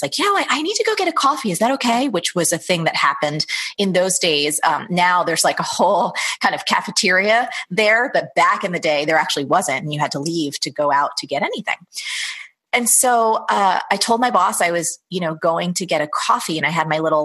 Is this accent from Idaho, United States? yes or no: no; New Jersey, United States; I grew up in New Jersey from a very kind of blue collar, middle class family.